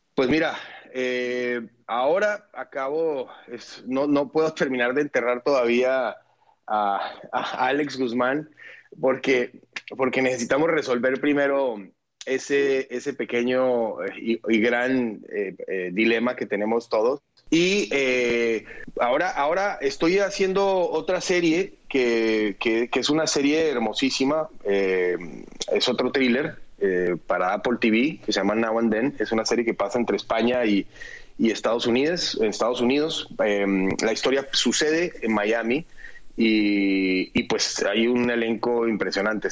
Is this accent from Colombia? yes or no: yes; Colombia; en mi país